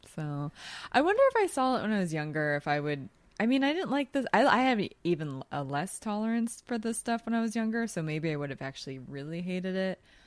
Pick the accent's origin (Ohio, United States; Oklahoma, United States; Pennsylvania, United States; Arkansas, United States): Pennsylvania, United States; Philadelphia; from Philly like me